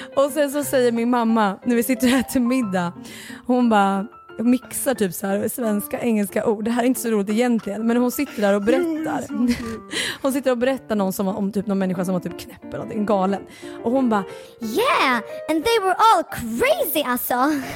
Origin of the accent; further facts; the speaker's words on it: Örebro, Örebro County, Sweden; now in Stockholm, Sweden; Örebro, min hemstad